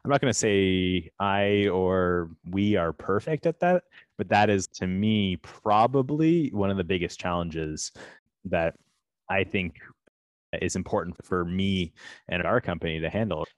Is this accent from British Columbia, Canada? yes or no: no; Toronto, Ontario, Canada; also born or lived in California; We are from Toronto, from Canada